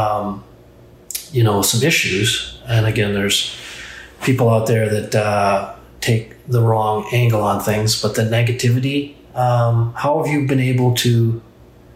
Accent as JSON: {"language": "English", "region": "Minnesota", "country": "United States", "tie": "born or raised there", "said": "growing up in Minnesota"}